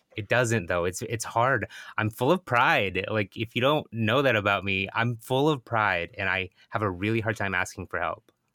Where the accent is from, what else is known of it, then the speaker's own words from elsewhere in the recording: Bremerton, Washington, United States; moved away; my hometown of Bremerton